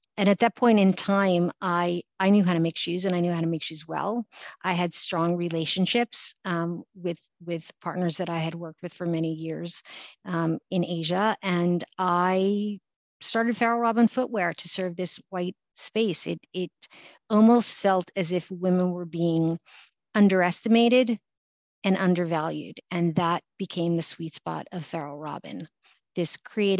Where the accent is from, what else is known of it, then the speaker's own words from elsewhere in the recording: New York City, New York, United States; I grew up in New York City